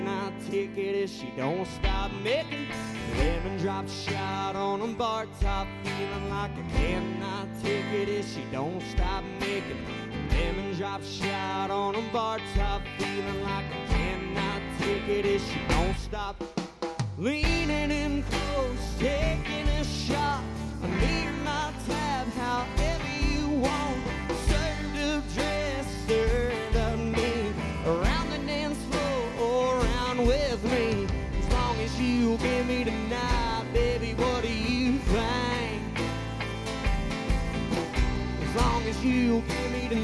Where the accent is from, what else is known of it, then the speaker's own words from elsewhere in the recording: Nazareth, Texas, United States; I'm from Nazareth, Texas